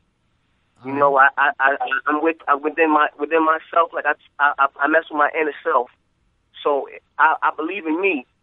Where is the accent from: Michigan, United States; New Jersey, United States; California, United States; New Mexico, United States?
Michigan, United States; Grand Rapids; moved away; I'm from Grand Rapids